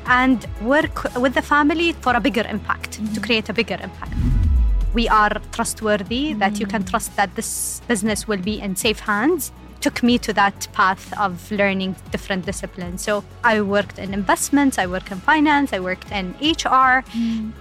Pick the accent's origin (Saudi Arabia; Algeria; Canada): Saudi Arabia; Eastern Province; So, I am, yes, born and raised in uh, Saudi Arabia, specifically in the eastern side of Saudi